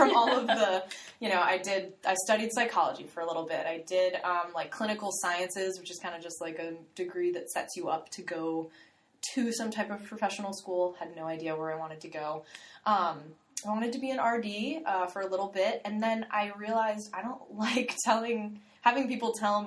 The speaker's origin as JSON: {"language": "English", "region": "Florida", "country": "United States", "tie": "born or raised there", "said": "I was born and raised in Florida"}